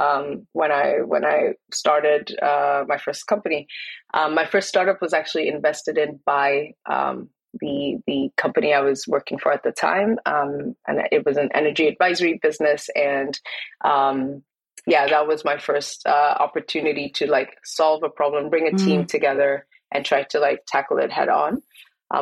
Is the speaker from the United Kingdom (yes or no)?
no; Kenya; me growing up in Kenya